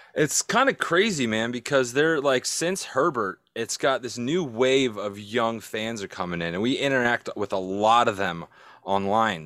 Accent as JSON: {"language": "English", "town": "San Diego", "region": "California", "country": "United States", "tie": "born or raised there", "moved": "yes", "said": "I'm from San Diego. I grew up there, so it's, it's hard for me because I still got family there"}